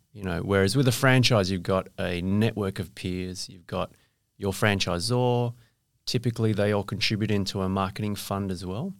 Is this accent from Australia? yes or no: yes; Perth, Western Australia, Australia; I went to school here, uh, went to U